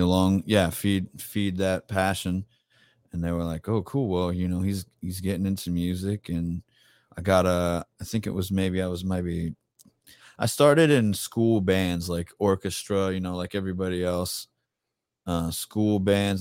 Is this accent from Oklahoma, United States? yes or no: no; Tampa, Florida, United States; I'm born and raised in Tampa